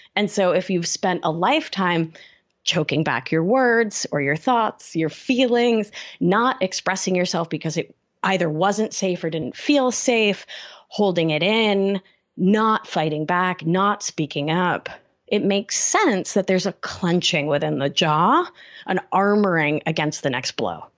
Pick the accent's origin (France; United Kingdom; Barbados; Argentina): Argentina; also born or lived in Brooklyn, New York City; now in New York City, United States; I'm from Argentina, which is a place, a new culture with a lot of emphasis on thinness.